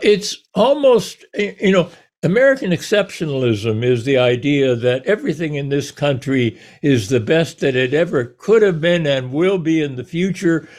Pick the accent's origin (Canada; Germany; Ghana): Canada; now in United States; I was born in Canada. I chose to ca-, to come down here